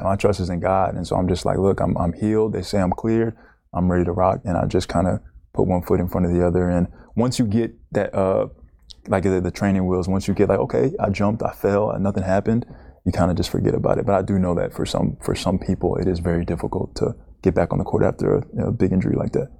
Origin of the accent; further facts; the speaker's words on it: Naples, Florida, United States; also born or lived in Bronx, New York; I grew up in Bronx, New York, till I was about ten. Played a little bit of basketball there, but not, it wasn't, like, my thing. Moved to Naples, Florida